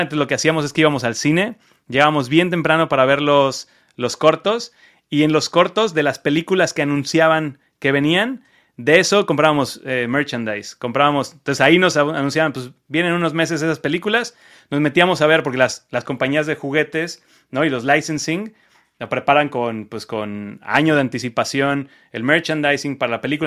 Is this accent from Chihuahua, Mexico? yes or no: no; Cancún, Quintana Roo, Mexico; moved away as an adult; also born or lived in Mexico City, Mexico / Las Vegas, United States; now in United States; yo soy mexicano, como ya habrán escuchado, este, yo soy de Cancún